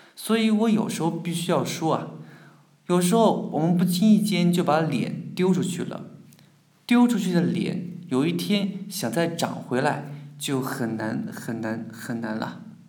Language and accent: Chinese; Jiangnan, China; 我家乡呢，也属于江南水乡，继承了江南水乡风景优美的特点